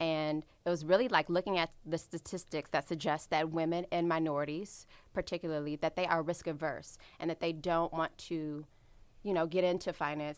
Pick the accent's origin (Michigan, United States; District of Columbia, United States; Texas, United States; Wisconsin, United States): District of Columbia, United States; Washington; I'm from the Washington, D C area